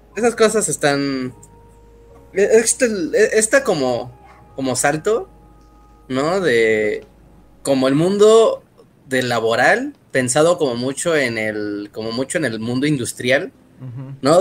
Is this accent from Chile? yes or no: no; Mexico; aquí en México